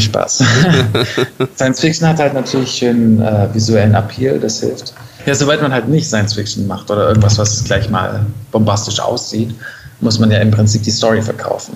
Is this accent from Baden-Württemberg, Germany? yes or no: yes; Stuttgart area, Baden-Württemberg, Germany; now in Berlin, Germany; ich komme ursprünglich aus dem Raum Stuttgart, einer der schwäbischen Berliner